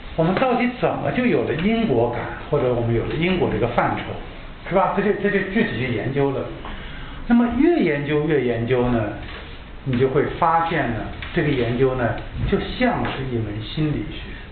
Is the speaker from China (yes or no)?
yes; China; 我们中国人